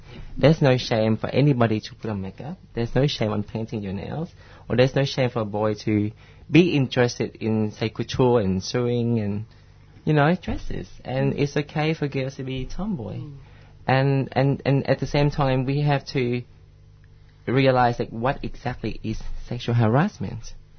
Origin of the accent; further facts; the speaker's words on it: Vietnam; I came from Vietnam, and it's such a, I hate to say this, but it's a confusing, misogynistic place.